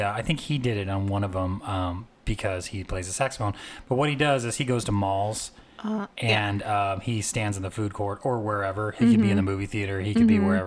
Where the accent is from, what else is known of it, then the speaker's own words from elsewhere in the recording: Anaheim, California, United States; I grew up in Anaheim